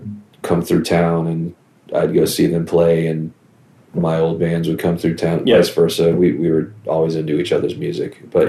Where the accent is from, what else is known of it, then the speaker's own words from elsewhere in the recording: Virginia, United States; growing up in Virginia